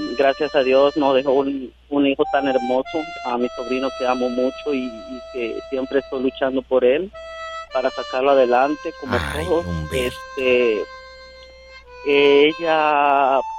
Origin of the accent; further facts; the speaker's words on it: Michoacán coast, Mexico; now in Chicago, United States; soy de originario de Michoacán